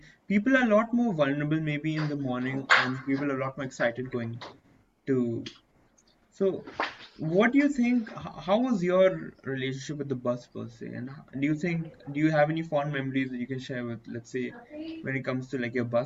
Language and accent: English; Dubai, United Arab Emirates; because I was born in Dubai. I was brought up